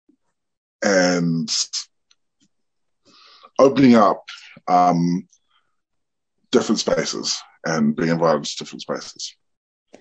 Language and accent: English; Hamilton, Waikato, New Zealand; I am from the Cook Islands, but I was born and raised here. I work at the Meteor Theatre